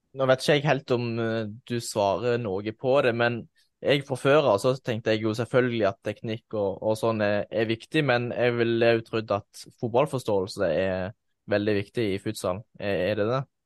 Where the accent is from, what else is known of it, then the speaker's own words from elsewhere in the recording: Egersund, Rogaland, Norway; i den klubben jeg spilte, spilte selv hjemme i Egersund